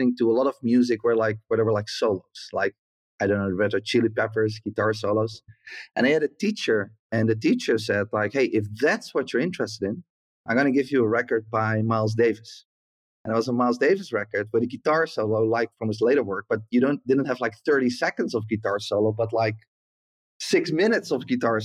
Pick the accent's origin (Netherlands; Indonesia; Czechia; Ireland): Netherlands; also born or lived in south of the Netherlands / Flevoland; I grew up in the south of the Netherlands, and then we moved to the middle of the Netherlands to Flevoland